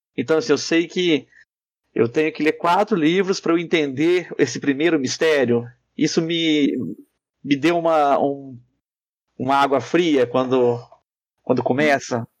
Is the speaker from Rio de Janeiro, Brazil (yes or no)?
no; Muriaé, Minas Gerais, Brazil; a minha infância em Muriaé